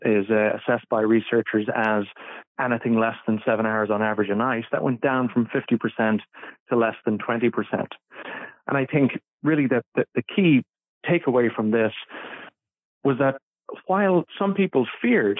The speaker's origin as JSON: {"language": "English", "country": "Ireland", "said": "I'm originally from Ireland"}